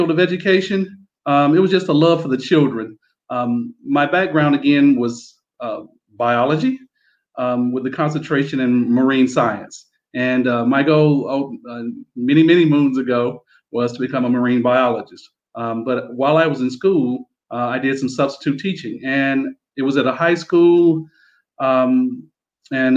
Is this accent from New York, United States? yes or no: no; Mississippi, United States; also born or lived in Florida; now in United Arab Emirates; me and my wife, we're from Mississippi originally. That's where our roots are from